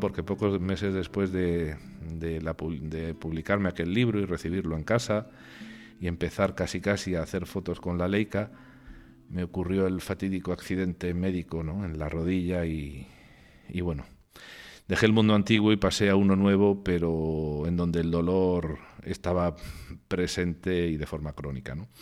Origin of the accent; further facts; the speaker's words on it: Region of Murcia, Spain; now in Congo; en mi tierra, en Murcia